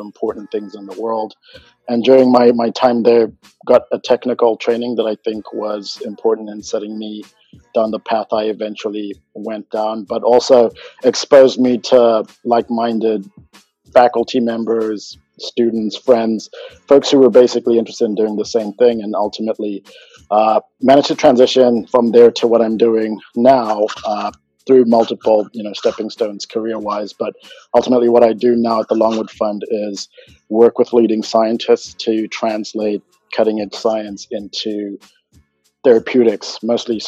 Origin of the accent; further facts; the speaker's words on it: Zimbabwe; moved away as an adult; now in United States; I'm originally from Zimbabwe, and my parents were really all about education